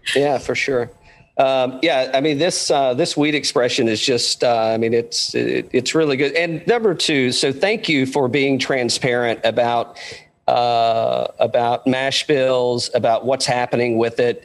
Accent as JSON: {"language": "English", "area": "Tri-Cities area", "region": "Tennessee", "country": "United States", "tie": "born or raised there", "moved": "yes", "said": "I'm I'm originally a Tennessee guy from the complete other end of the state. Uh, I'm I'm from uh, from the Tri Cities area, but um, so you know, and just growing up in Tennessee"}